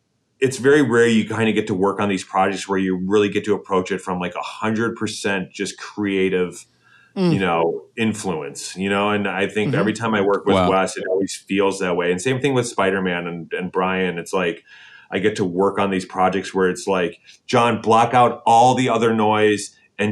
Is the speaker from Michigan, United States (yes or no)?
yes; Detroit, Michigan, United States; I'm from Detroit